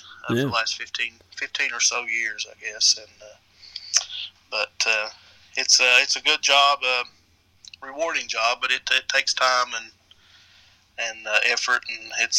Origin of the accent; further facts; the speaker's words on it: Inez, Kentucky, United States; I'm from Appalachia. Appalachia is what we call it here.